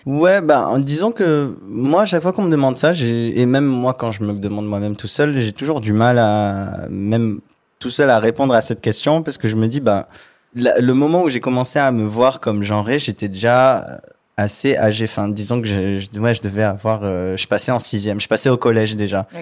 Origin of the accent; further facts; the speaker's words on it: Martigues, Provence-Alpes-Côte d'Azur, France; moved away; Je viens du sud de la France. J'ai grandi dans une petite ville qui s'appelle Martigues, donc c'est à genre 30 km de Marseille.